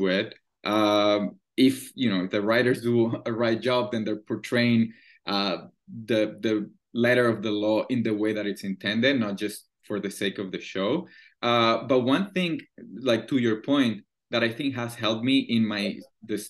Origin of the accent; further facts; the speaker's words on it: Caracas, Capital District, Venezuela; English is a second language; moved away as an adult; also born or lived in Vancouver, Canada; now in Montreal, Canada; I'm born and raised in Caracas, Venezuela.